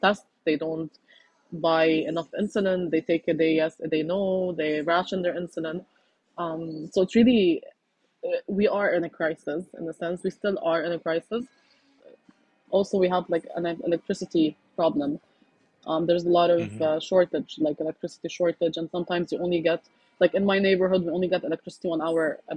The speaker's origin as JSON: {"language": "English", "country": "Lebanon", "said": "I'm from Lebanon"}